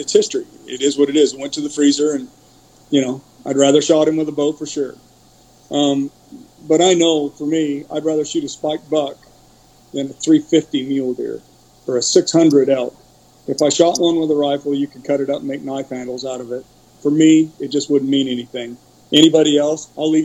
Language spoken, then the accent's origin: English; Portland, Oregon, United States; I was born in Portland, Oregon, and Portland back then was different than it is now. I was raised in Portland